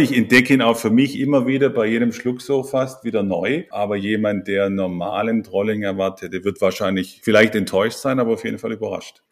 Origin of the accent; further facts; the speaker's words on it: Ludwigsburg, Baden-Württemberg, Germany; moved away; Ich komme ursprünglich aus der Ludwigsburger Ecke